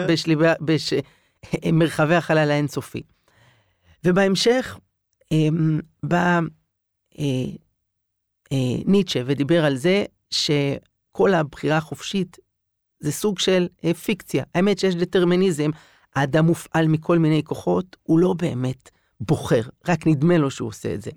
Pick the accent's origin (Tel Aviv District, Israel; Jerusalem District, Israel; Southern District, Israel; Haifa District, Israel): Jerusalem District, Israel; Jerusalem; גדלתי בירושלים